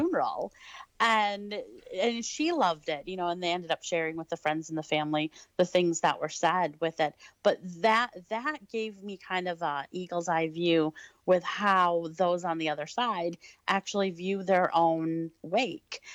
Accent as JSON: {"language": "English", "town": "Detroit", "region": "Michigan", "country": "United States", "tie": "born or raised there", "said": "I actually was born and raised in Detroit"}